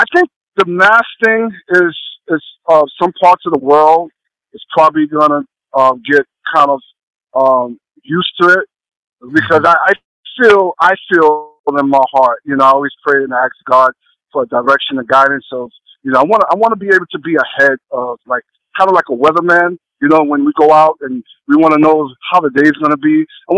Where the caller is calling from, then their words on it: New York City, New York, United States; Right now, I'm in New York City.